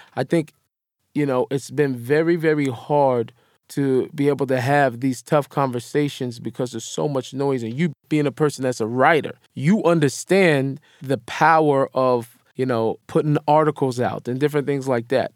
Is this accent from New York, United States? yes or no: no; Seattle, Washington, United States; I grew up in Seattle